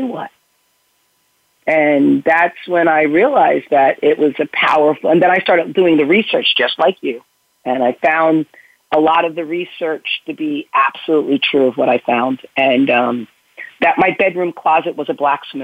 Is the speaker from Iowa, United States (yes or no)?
no; Bronxville, New York, United States; I grew up in Westchester County, in Bronxville, which is a very old community in New York, in Westchester.